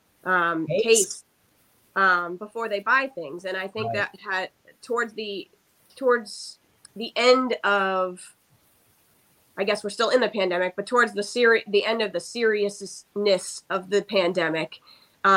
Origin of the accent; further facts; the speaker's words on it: Groton, Massachusetts, United States; now in Brookline, United States; I'm actually born and raised in Groton, Massachusetts, which is only 10 minutes from my current home in Brookline